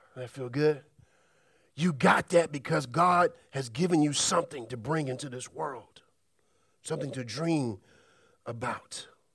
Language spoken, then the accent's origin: English; Birmingham, Alabama, United States; As a kid, I grew up in Alabama, Birmingham, and we're known as a part of Tornado Alley